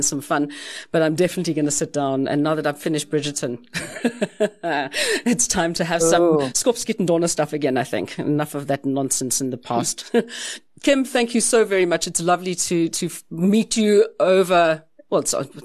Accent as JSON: {"language": "English", "country": "South Africa", "said": "being South African"}